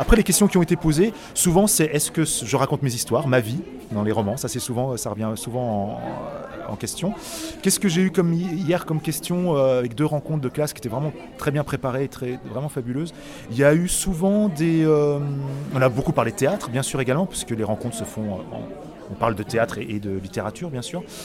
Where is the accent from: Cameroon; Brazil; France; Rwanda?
France; Autun, Bourgogne-Franche-Comté; moved away as an adult; also born or lived in Paris; je suis autunois, je suis né à Autun, euh, j'ai vécu 18 ans à Autun